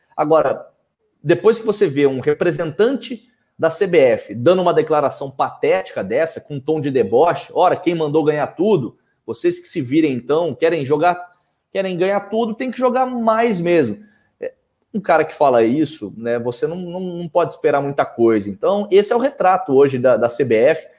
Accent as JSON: {"language": "Portuguese", "region": "Minas Gerais", "country": "Brazil", "also_born_or_lived": "Campinas", "moved": "yes", "lives_now": "São Paulo, Brazil", "said": "Eu sou nascido em Minas, me formei em Campinas"}